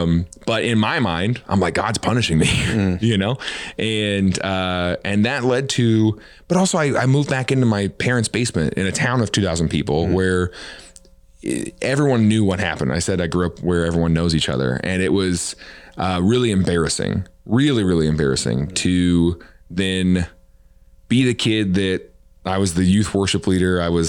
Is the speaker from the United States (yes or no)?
yes; the Bible Belt, United States; but I also felt like I grew up in the Bible Belt.